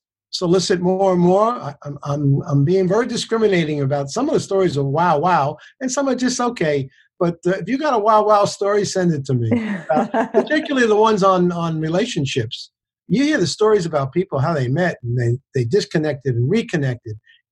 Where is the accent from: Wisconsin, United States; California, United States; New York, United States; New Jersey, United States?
New York, United States; New York City; At age 14, I grew up in the South Bronx